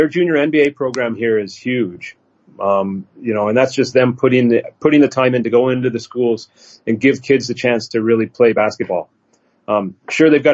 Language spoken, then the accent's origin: English; Canada; moved away as an adult; also born or lived in Beijing, China / Shanghai, China; now in China; I'm a Canadian growing up in Canada